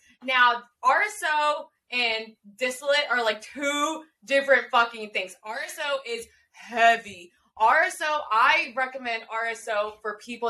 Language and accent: English; Pennsylvania, United States; here in my home state